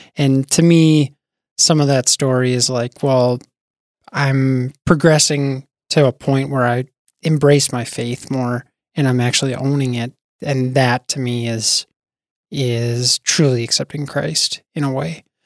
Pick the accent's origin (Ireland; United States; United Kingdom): United States; Bismarck, North Dakota; also born or lived in Wisconsin; now in Fargo, United States; I grew up in Bismarck.